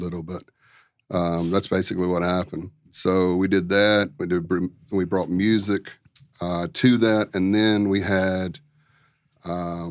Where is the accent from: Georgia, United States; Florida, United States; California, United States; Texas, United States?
Georgia, United States; Dalton; moved away as an adult; also born or lived in Atlanta / Maryland; I grew up in Dalton, and at 18, I left